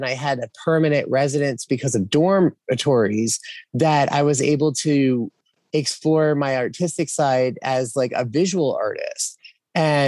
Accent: Philadelphia, Pennsylvania, United States; moved away as an adult; now in South Carolina, United States; I'm from Philadelphia, so I always kind of go back there

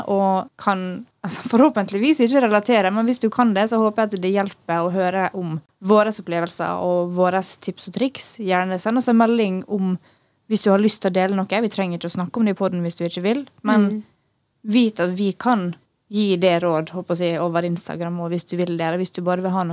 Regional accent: Norway; jeg tror det er veldig fordi vi er nordmenn nå.

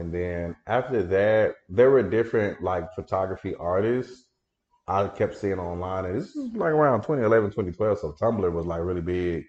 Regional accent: Dallas, Texas, United States; moved away as an adult; also born or lived in Prairie View, Texas; now in Houston, United States; I grew up in Dallas, the Oak Cliff area

